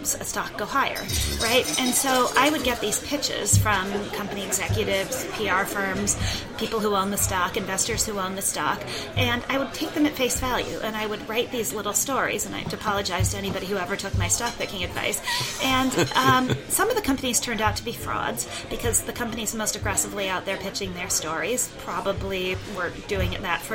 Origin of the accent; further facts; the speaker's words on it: Minnesota, United States; I grew up in Minnesota, and I think I have some components of Minnesota nice in my personality